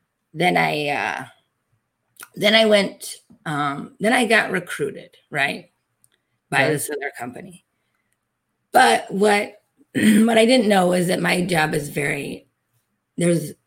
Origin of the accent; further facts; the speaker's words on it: Detroit, Michigan, United States; I'm from Detroit. Automotive is one of our biggest industries